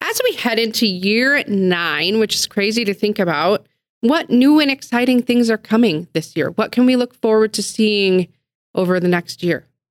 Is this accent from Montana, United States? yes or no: yes; Billings, Montana, United States; I am a, you know, a Billings girl through and through, born and raised in the Heights